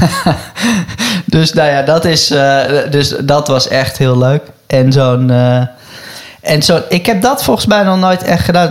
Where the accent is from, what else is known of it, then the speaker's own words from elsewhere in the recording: Netherlands; als Nederlander